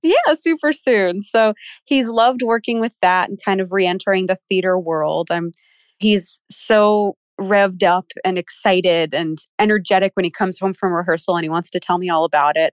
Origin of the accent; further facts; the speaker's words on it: Philadelphia, Pennsylvania, United States; moved away as an adult; now in Maryland, United States; I'm from Philly